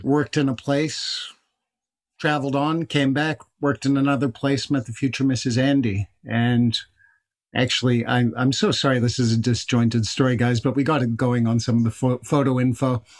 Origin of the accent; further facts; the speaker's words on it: Canada; I'm I'm Irish Canadian